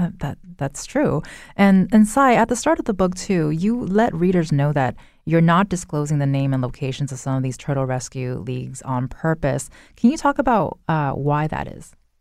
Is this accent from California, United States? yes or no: yes; California, United States; moved away; I'm originally from California and used to go to Disneyland